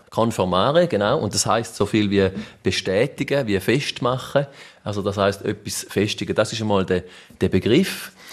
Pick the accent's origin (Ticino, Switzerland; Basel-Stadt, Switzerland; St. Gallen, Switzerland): St. Gallen, Switzerland; Mörschwil; in Mörschwil, wo ich herkomme